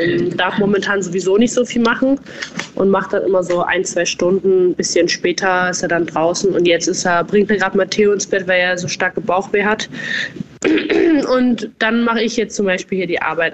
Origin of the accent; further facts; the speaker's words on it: Bavaria, Germany; accent: Bavarian; moved away as an adult; also born or lived in Styria, Austria / Berlin; now in Austria; ich komme ja aus Bayern